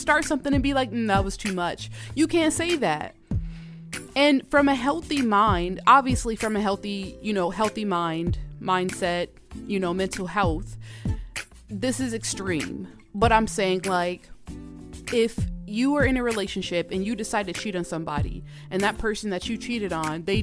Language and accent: English; Georgia, United States; moved away as an adult; now in Minnesota, United States; Y'all know I'm from Georgia.